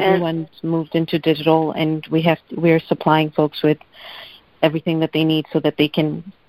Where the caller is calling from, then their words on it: Massachusetts, United States; I'm calling from Massachusetts.